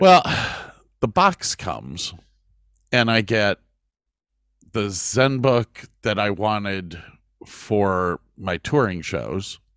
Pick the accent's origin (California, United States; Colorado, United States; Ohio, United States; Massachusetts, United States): Ohio, United States; moved away; also born or lived in Texas; we, we, were extremely lucky growing up in Ohio